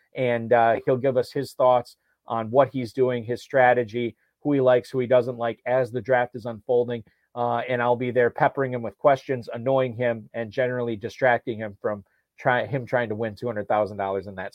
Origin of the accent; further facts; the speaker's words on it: Northeast Wisconsin, United States; growing up in Northeast Wisconsin